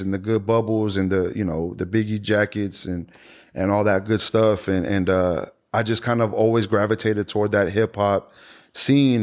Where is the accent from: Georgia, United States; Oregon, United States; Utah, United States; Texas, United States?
Texas, United States; Houston; being born and raised in Houston